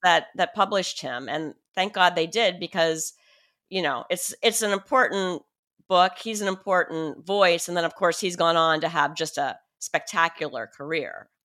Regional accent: Pennsylvania, United States; moved away as an adult; I grew up in Pennsyltucky and lived, and lived in Pennsyltucky for the first twenty-one and a half years of my life

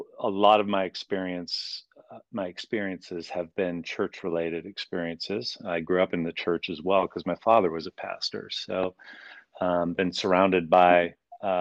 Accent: Calgary, Alberta, Canada; also born or lived in Chicago, United States / Colorado, United States; now in Vancouver, Washington, United States; I grew up in Calgary, Western Canada

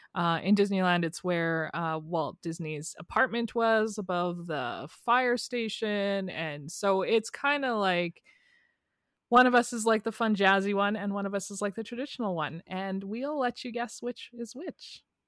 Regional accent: Canada; two Canadian girls

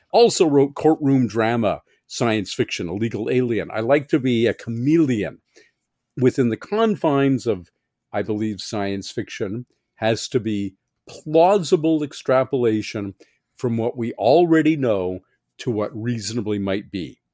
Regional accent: Canada; I'm a Canadian science fiction writer

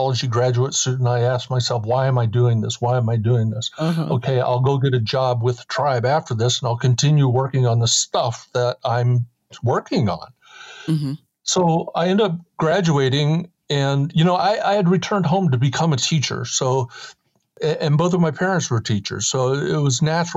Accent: Oregon, United States; born or raised there; also born or lived in New York

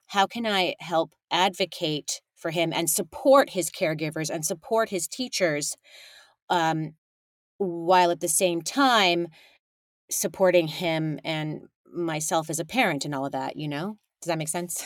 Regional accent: California, United States; I was raised in California by a big old messy immigrant family

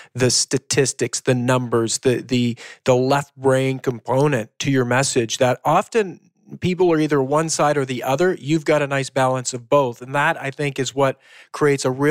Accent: Canada; we're Canadian

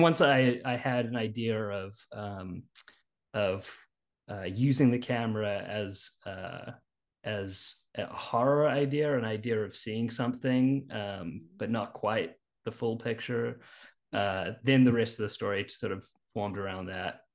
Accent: New Zealand; moved away as an adult; now in Richmond, United States; You'll notice a bit of an accent. I'm actually originally from New Zealand.

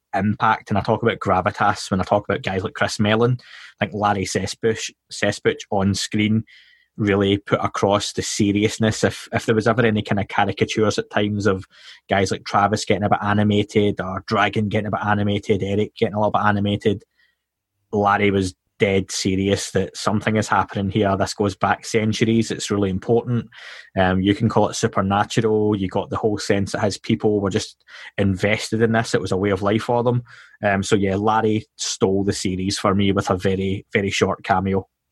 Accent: Scotland, United Kingdom; accent: Scottish

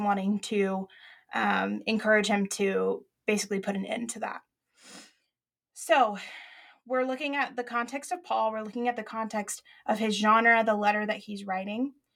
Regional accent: Arkadelphia, Arkansas, United States; the church that I went to in Arkadelphia, Arkansas, small town

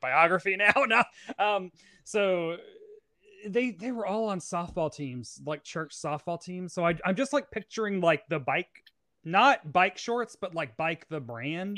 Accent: Tennessee, United States; moved away as an adult; now in New York City, United States; I'm from Tennessee

